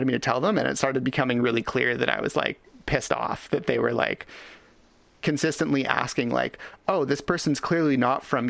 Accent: Richmond, British Columbia, Canada; I was born in Richmond, BC in Canada

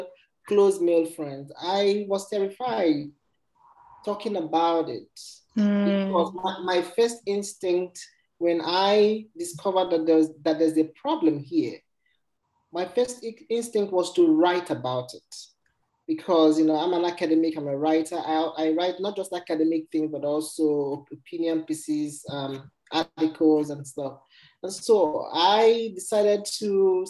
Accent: Nigeria; moved away; I went home to Nigeria, my home country.

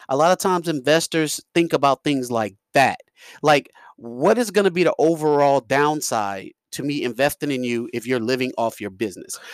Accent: New York, United States; I'm from New York

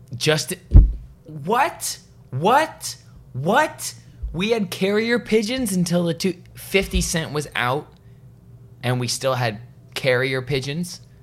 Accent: Vancouver, British Columbia, Canada; where I grew up in Vancouver

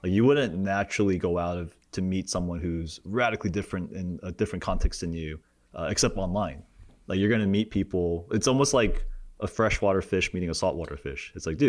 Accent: Cerritos, California, United States; because I grew up like in Cerritos and the OC

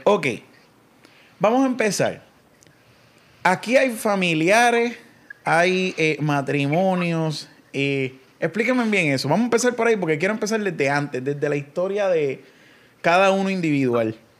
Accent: Coamo, Puerto Rico; also born or lived in Ponce; Yo soy de Cuamo

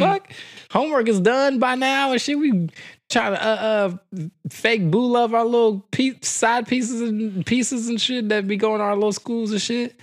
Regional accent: Texas, United States; I'm from Texas

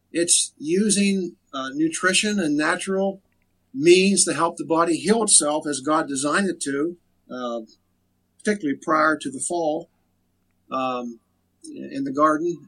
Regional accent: Frostburg, Maryland, United States; now in Cumberland, United States; I'm from Frostburg. Grew up in Frostburg

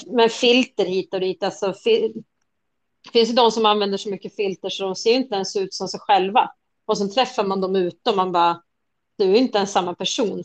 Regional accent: Nyköping, Södermanland, Sweden; jag är från Nyköping

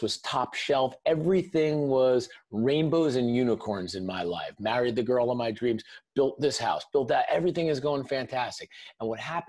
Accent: Northern New Jersey, United States; I grew up in Northern New Jersey, right outside New York City

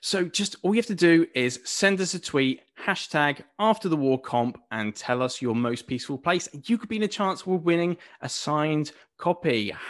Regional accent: Buckinghamshire, South East England, United Kingdom; I grew up in Buckinghamshire

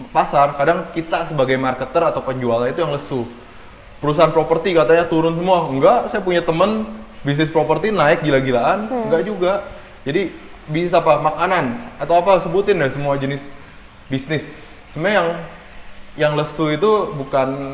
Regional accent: Indonesia; saya lahir dan besar di Indonesia

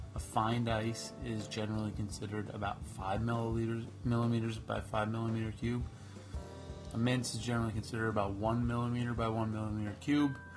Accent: Canada; I'm Canadian

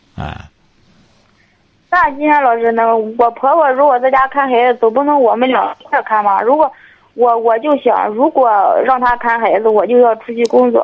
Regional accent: Feicheng, Shandong, China; 这涪城的

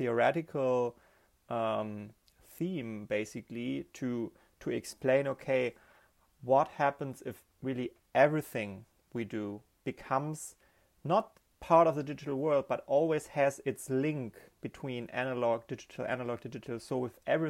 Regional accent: Germany; also born or lived in Berlin; I'm from Germany. I'm based in Berlin

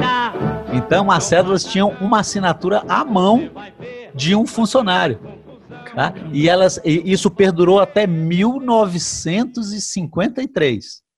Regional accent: Brasília, Federal District, Brazil; eu, particularmente, que sou natural de Brasília

